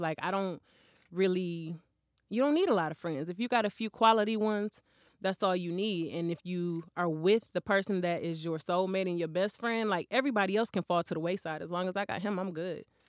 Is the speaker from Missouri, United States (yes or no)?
no; Flint, Michigan, United States; I grew up in Flint.